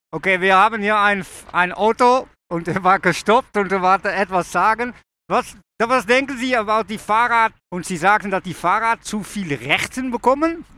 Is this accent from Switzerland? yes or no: no; Netherlands; German is a second language; ich komme aus Holland